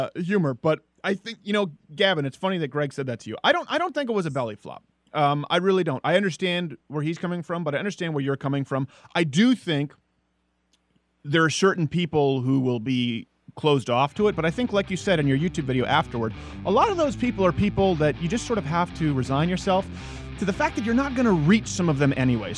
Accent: Montreal, Quebec, Canada; moved away as an adult; I was raised in Montreal, so from 3 to 18

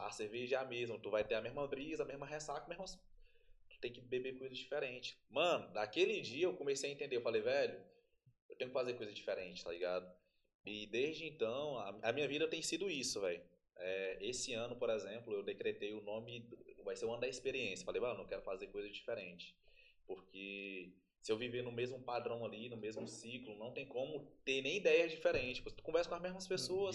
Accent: Tocantins, Brazil; eu sou do Tocantins

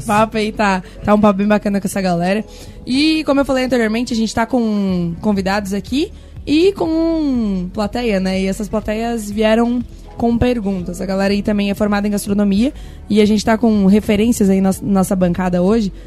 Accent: São Joaquim, Santa Catarina, Brazil; also born or lived in Balneário Camboriú; eu sou de São Joaquim, tá? Eu sou de lá, sou natural de lá

